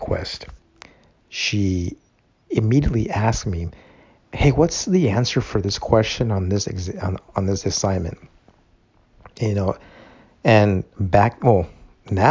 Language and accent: English; Calexico, California, United States; So they have an extended version of that campus here in my hometown. It's SDSU/Calexico campus.